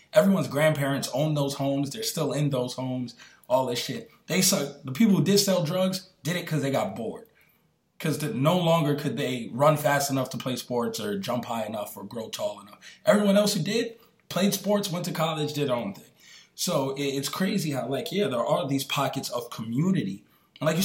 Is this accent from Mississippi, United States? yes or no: no; New York, United States; where I grew up in New York, like on my block